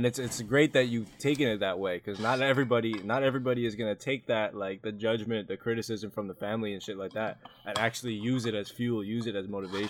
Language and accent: English; United States; So for me being a Filipino American